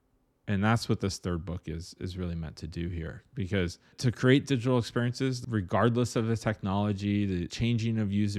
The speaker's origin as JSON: {"language": "English", "region": "Ohio", "country": "United States", "tie": "born or raised there", "said": "I grew up in Ohio, and 2 inches of snow was like, get your boots on and get to school."}